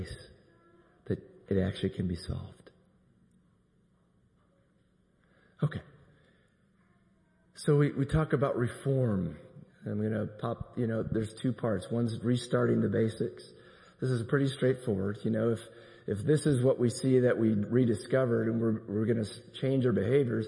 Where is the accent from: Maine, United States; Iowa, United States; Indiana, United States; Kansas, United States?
Iowa, United States; now in Tulsa, United States; I'm from Iowa. I think I probably told you there in my little town of 4,000, there was one African American family